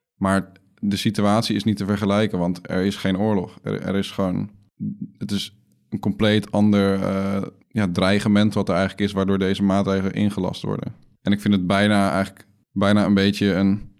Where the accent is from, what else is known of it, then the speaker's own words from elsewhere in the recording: Netherlands; als Nederlanders